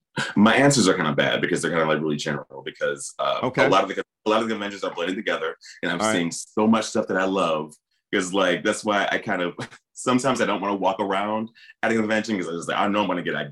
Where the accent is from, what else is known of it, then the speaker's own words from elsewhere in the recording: Peoria, Illinois, United States; I did do one mural in my hometown of Peoria, Illinois, although I'm not excited about it now.